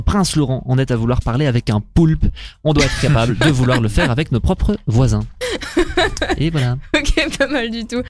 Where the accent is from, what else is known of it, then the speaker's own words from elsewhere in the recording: Belgium; je suis belge, mais techniquement, mon père est flamand et ma mère est française